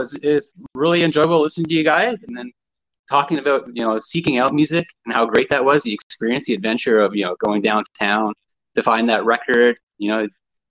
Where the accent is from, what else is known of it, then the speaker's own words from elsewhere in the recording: outside of Toronto, Ontario, Canada; Well, I'm just from originally I grew up outside of Toronto.